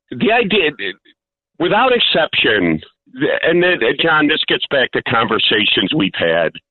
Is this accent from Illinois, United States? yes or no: yes; Chicago, Illinois, United States; now in Blue Island, United States; I grew up in Mount Greenwood